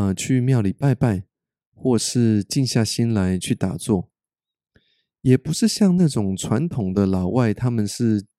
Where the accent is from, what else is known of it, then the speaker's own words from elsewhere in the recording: Taiwan; moved away; also born or lived in North America; 北美生活了十九年的我，就好像是个一半的外国人一样。我时常鼓励大家多跟身边的人说出真心话，因为我们台湾人呐